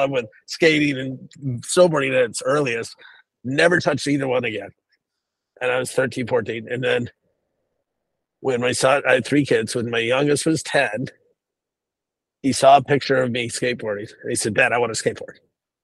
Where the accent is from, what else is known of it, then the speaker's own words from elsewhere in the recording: United States; also born or lived in Boston, Massachusetts / New York City, New York; now in Houston, United States; I grew up in Boston and New York City